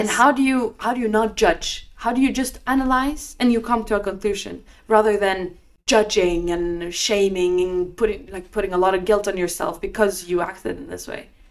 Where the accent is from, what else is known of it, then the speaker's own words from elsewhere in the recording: Norway; I was just in my hometown in Norway.